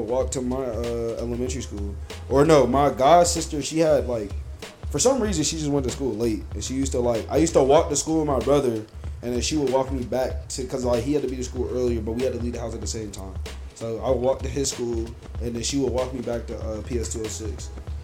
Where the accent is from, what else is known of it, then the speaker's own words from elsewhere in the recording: New York, United States; we're from New York